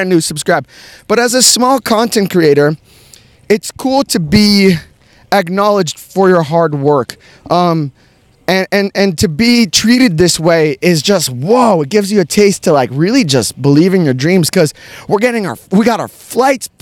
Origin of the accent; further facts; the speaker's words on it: United States; I'm from here, from the United States